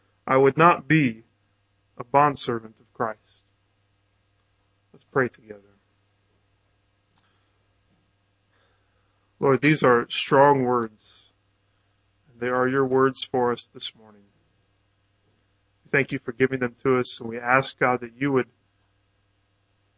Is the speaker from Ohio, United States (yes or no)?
yes; Canton, Ohio, United States; moved away; I grew up in Canton, Ohio